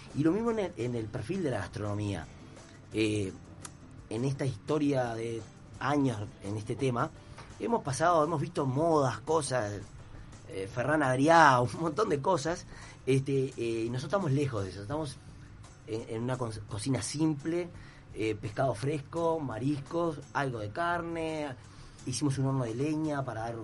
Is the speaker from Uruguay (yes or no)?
yes; Piriápolis, Maldonado, Uruguay; yo soy de Piriápolis